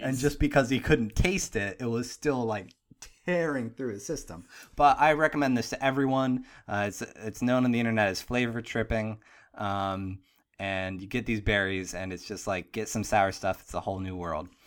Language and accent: English; Pittsburgh, Pennsylvania, United States; moved away; I'm from Pittsburgh